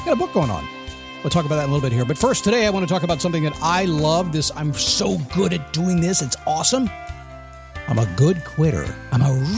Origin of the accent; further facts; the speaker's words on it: United States; being an American